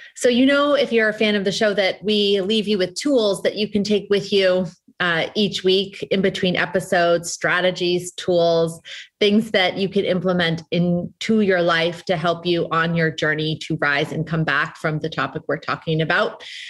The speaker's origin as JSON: {"language": "English", "country": "United States", "tie": "born or raised there", "also_born_or_lived": "Boston, Massachusetts / New Hampshire", "said": "I grew up in half in Boston and half in New Hampshire"}